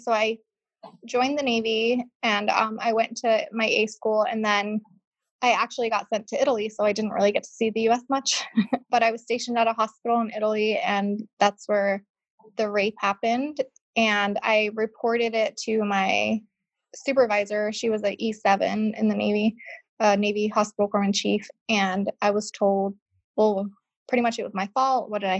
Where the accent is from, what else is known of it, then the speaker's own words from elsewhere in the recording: Scotland, United Kingdom; also born or lived in Spain; now in United States; I grew up between part of my life in Scotland and then part of my life in Spain.